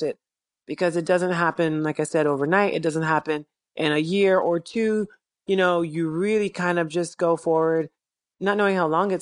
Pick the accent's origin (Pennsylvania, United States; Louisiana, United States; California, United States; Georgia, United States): Georgia, United States; Columbus; moved away; also born or lived in Chicago, Illinois / New York City; I was raised in Georgia